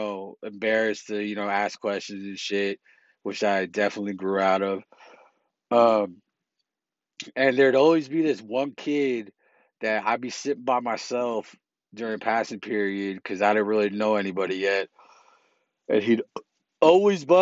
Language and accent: English; South San Francisco, California, United States; also born or lived in Millbrae, California; I grew up in South San Francisco, California. And then I moved in eighth grade while I was going to Alta Loma Middle School in South City. I moved to Millbrae